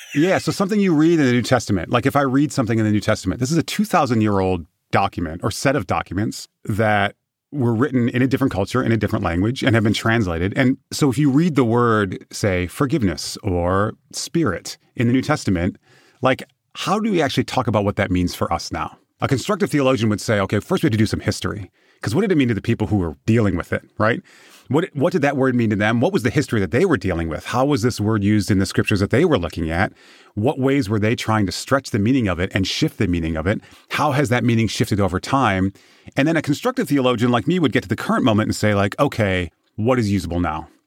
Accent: Michigan, United States; I'm from Michigan

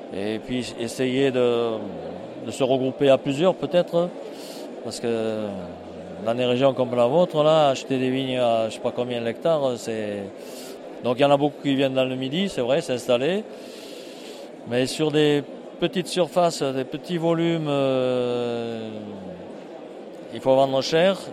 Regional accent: foot of the Cévennes, Occitania, France; j'arrive du sud, moi. Par rapport à Strasbourg, on est au sud, 700 km vers la Méditerranée, au pied des Cévennes, donc je suis, je suis comme la terre de Cévennes

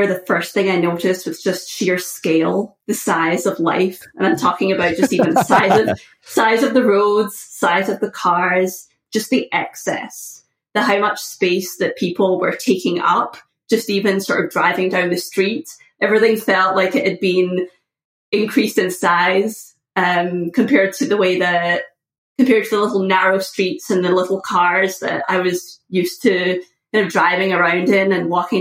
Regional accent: just outside of Glasgow, west coast of Scotland, United Kingdom; moved away as an adult; now in United States; I was born just outside of Glasgow

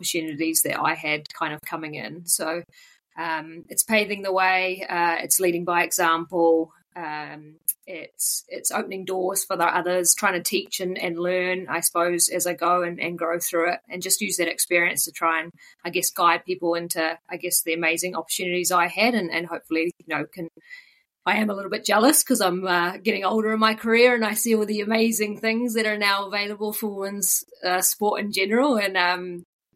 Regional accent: Auckland, New Zealand; moved away as an adult; also born or lived in Christchurch, New Zealand; now in Wellington, New Zealand; Originally born in Auckland, and lived there for about 20 years

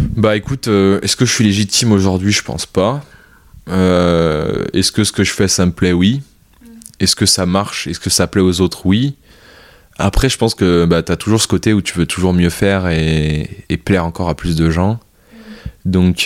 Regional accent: France; also born or lived in Vietnam; je suis français

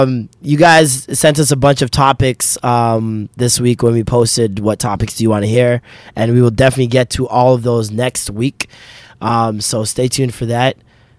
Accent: Canada; I'm Canadian as lit.

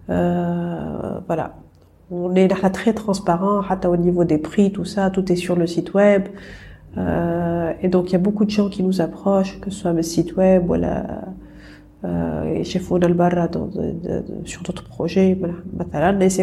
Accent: Tunisia

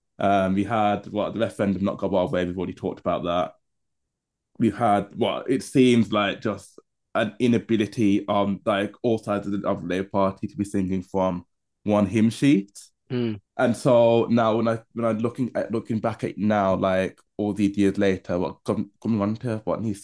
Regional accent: Birmingham, West Midlands, United Kingdom; now in London, United Kingdom; our hometown of Birmingham

